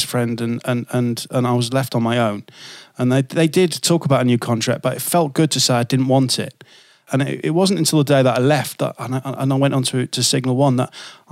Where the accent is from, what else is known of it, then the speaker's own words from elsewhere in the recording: Hull, Yorkshire and the Humber, United Kingdom; moved away; I spent a bit of time at Viking, which is my hometown station